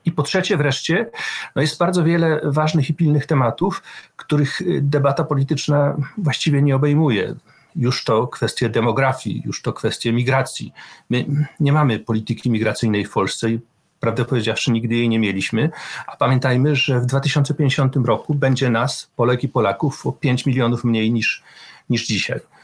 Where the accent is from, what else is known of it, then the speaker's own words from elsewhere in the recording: Poland; moved away as an adult; also born or lived in Wrocław; ja pochodzę z bardzo małego środowiska